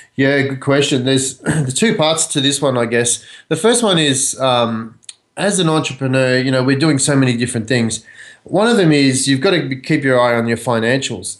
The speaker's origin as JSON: {"language": "English", "country": "Australia", "tie": "born or raised there", "moved": "as an adult", "lives_now": "United States", "said": "I grew up in Australia"}